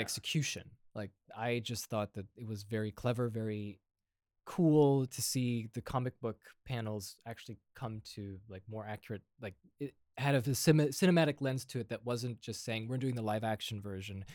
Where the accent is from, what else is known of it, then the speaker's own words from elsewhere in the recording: Indiana, United States; moved away as an adult; also born or lived in Austria; now in Europe; I'm here happily living in Europe, uh, even though my accent is not European whatsoever. Uh, but, you know, I'm from Indiana